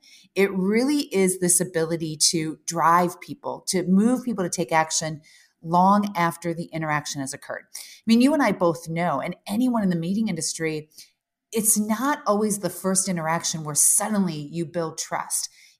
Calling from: Chicago, Illinois, United States; I am right in the heart of Chicago.

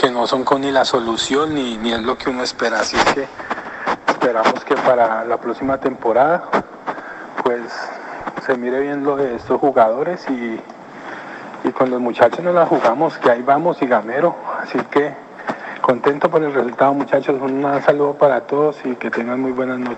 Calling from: Canada; abrazos de Canadá.

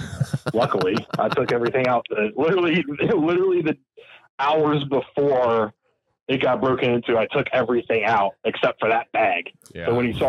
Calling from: Kentucky, United States; I live in Northern Kentucky.

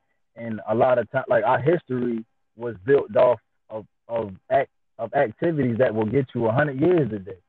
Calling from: Princess Anne, Maryland, United States; I'm calling in from Princess Anne, Maryland. A lot of people don't know where that is, but it's a small town in Maryland.

